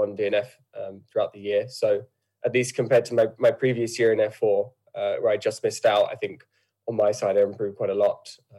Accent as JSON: {"language": "English", "country": "United Kingdom", "tie": "born or raised there", "said": "But I would say I'm British. Obviously, I don't have the Irish accent for one. But I've grown up in the UK and lived my whole life here."}